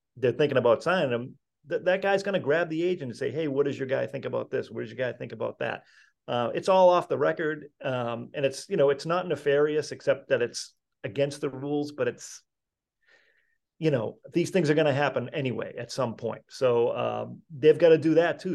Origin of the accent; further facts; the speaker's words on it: Malden, Massachusetts, United States; I was from Malden